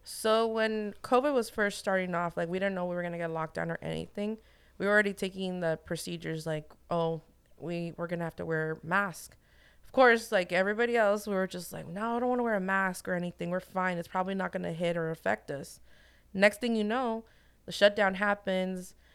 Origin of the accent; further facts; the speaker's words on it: Santa Ana, California, United States; born and raised in Santa Ana